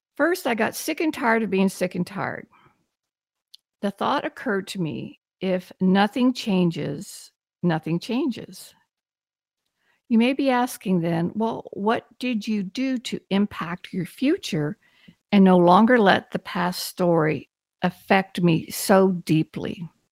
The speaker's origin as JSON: {"language": "English", "region": "Texas", "country": "United States", "said": "I'm from Texas, and I, I really had wonderful parents"}